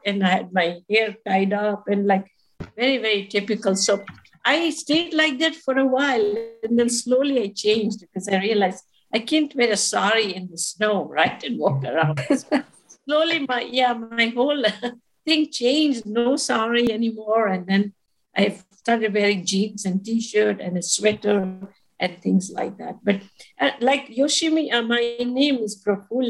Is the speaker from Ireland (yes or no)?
no; Malawi; also born or lived in India; now in Canada; I was actually raised in East Africa, in a very small country called Malawi